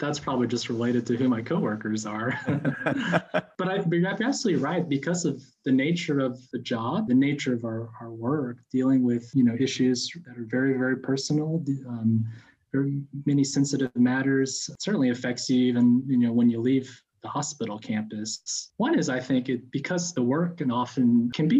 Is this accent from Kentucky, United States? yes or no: yes; Lexington, Kentucky, United States; moved away as an adult; also born or lived in China; now in North Carolina, United States; I grew up in Kentucky, in the lovely burb of Lexington, Kentucky